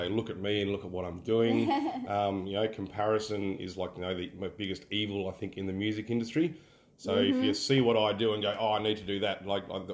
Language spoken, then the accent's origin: English; Kununurra, Western Australia, Australia; I'm from Kununurra, the top end of WA.